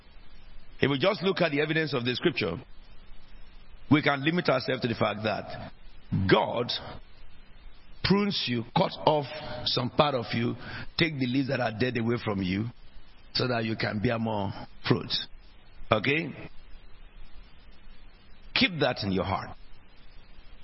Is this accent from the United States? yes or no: no; Nigeria; also born or lived in South East England; now in United Kingdom; which country did you come from before you got to become British? I said, Nigeria